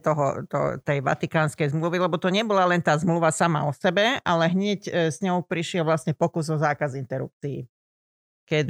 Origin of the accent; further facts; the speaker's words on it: Lučenec, Banská Bystrica Region, Slovakia; moved away as an adult; also born or lived in Bratislava / West Germany; Ja som sa pôvodne narodila v Učenci, na Slovensku teda